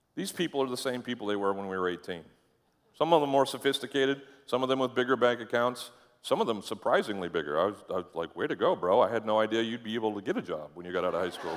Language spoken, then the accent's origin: English; Caribou, Maine, United States; moved away; I went to my thirtieth high school, uh, reunion up in Caribou, Maine. Uh, go all, all the way to the end of Route one, pretty much, and that's where I lived